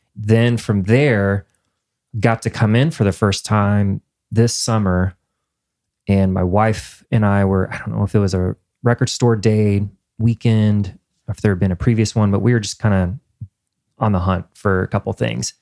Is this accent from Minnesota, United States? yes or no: no; Indiana, United States; moved away as an adult; now in Nashville, United States; I'm from Indiana